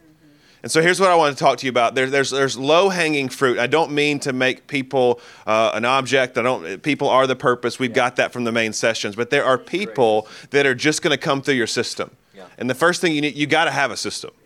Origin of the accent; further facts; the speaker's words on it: Birmingham, Alabama, United States; I'm from Birmingham. This is my hometown.